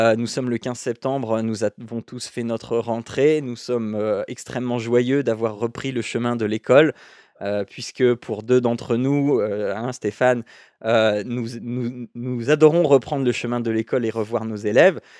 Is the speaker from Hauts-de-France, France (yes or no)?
yes; Picardy, Hauts-de-France, France; je viens de Picardie